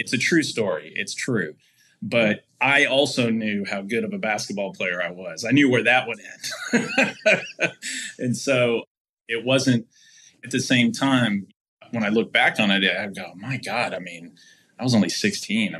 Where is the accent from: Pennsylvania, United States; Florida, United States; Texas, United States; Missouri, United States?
Texas, United States; I'm a fifth generation native Texan